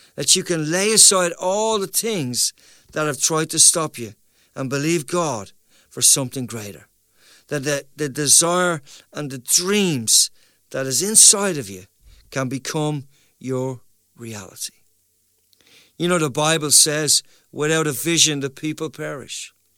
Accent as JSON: {"language": "English", "country": "Ireland", "also_born_or_lived": "Dublin", "said": "as Irish people"}